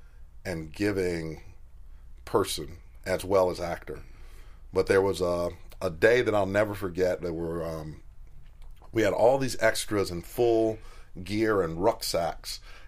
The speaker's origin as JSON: {"language": "English", "town": "Chicago", "region": "Illinois", "country": "United States", "said": "I come from Chicago"}